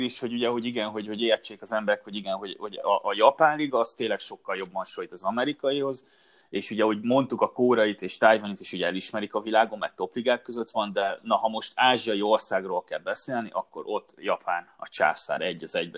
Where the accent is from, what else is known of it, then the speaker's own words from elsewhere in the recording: Hungary; mert magyarok vagyunk